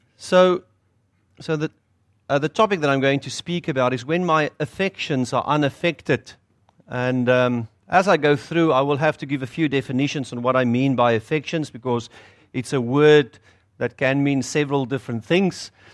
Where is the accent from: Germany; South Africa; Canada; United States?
South Africa; accent: South African; moved away as an adult; now in North Shore, New Zealand; you'll hear from my accent. It's South African